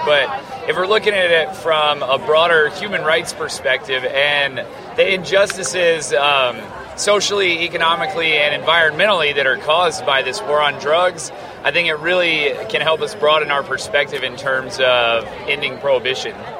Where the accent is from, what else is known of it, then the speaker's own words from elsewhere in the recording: Farmington, New Mexico, United States; I'm from Farmington, New Mexico